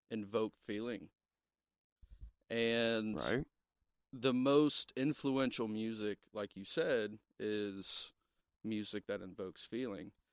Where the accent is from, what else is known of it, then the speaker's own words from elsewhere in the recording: Ohio, United States; We're from Southern Ohio. Okay? We told we y'all. We talk funny.